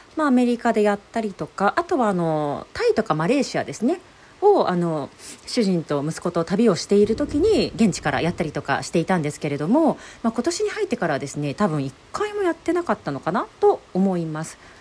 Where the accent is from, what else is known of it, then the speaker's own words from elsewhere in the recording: Shizuoka, Japan; moved away as an adult; now in United States; お互い静岡出身なんですよねっていう話をしてたらこういろいろ聞いてみると出身の町まで同じ